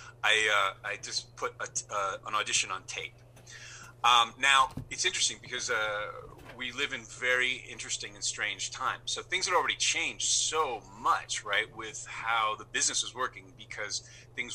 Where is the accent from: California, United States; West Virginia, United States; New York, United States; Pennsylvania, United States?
New York, United States; New York City; moved away as an adult; also born or lived in Los Angeles / Santa Ynez Valley; now in Toronto, Canada; I grew up in New York City